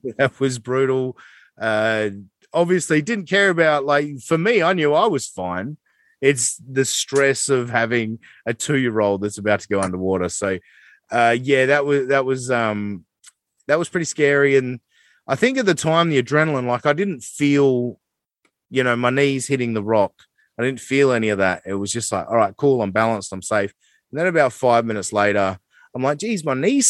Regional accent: Australia; I am the Aussie guy

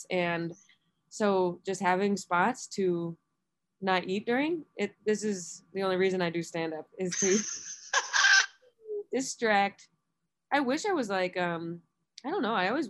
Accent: Buffalo, New York, United States

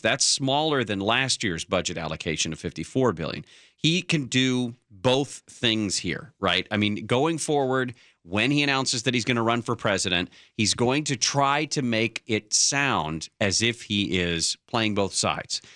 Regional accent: North Bay, California, United States; I grew up in the North Bay

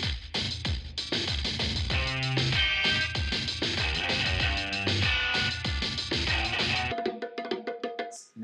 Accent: Yorkshire and the Humber, United Kingdom; I am from Yorkshire.

